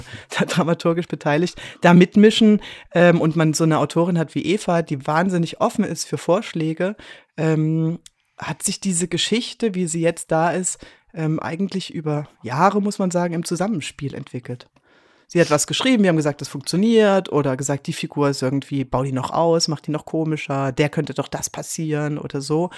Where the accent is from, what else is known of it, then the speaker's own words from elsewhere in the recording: Leipzig, Saxony, Germany; also born or lived in Basel; now in Switzerland; Bin äh, geboren in Leipzig